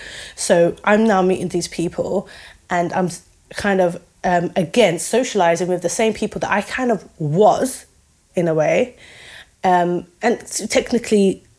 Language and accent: English; London, United Kingdom; accent: East London; moved away; also born or lived in Peterborough / Wisbech / Cambridge; So I can still sound like I'm from East London. And the thing is, you know, that's still part of who I am.